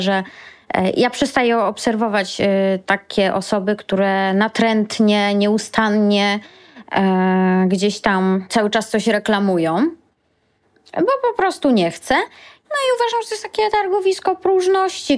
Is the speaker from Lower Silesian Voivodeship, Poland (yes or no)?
yes; Lower Silesian Voivodeship, Poland; pochodzę z Dolnego Śląska i jak chodziłam do wczesnej podstawówki, to u nas nie uczono w podstawówce angielskiego